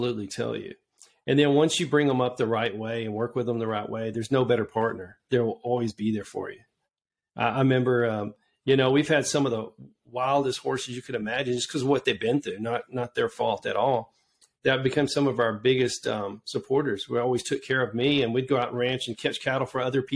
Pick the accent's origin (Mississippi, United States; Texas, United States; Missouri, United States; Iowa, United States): Texas, United States; Georgetown; I grew up in Georgetown